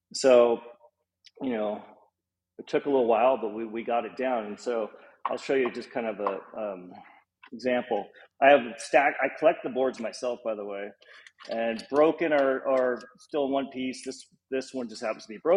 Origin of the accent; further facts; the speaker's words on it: Los Angeles, California, United States; also born or lived in Hollywood; I grew up in Los Angeles, close to Venice Beach